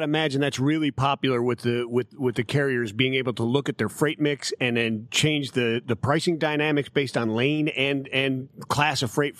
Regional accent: Cleveland, Ohio, United States; moved away; also born or lived in Parkland, Florida; my hometown in beautiful Cleveland, Ohio.

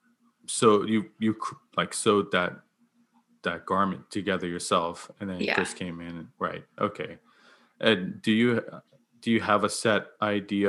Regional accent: Bermuda; now in Nova Scotia, Canada; I'm from Bermuda

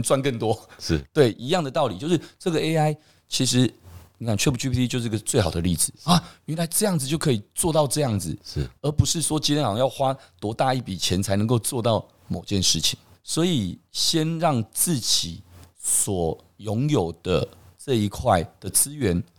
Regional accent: Taiwan; 我们台湾人其实真的还蛮骄傲的

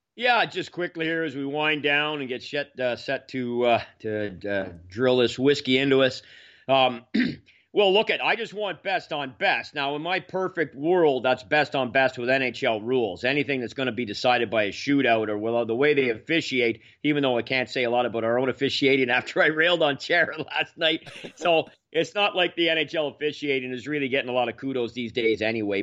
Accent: Manotick, Ontario, Canada; my hometown here, basically, uh, well, Manatic. I, I kinda grew up part of sort of three towns here in the area

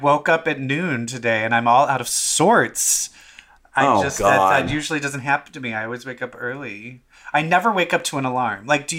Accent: Baltimore, Maryland, United States; my hometown of Baltimore, Maryland.

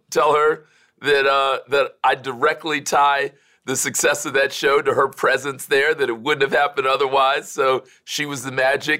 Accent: Miami, Florida, United States; I grew up in Miami.

